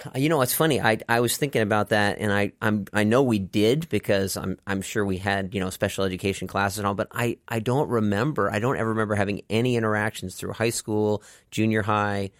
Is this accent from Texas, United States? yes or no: yes; Dallas, Texas, United States; I grew up in Dallas, Texas